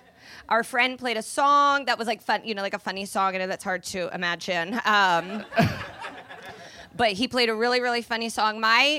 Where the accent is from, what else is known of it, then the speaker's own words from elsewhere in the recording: Indianapolis, Indiana, United States; I'm from Indianapolis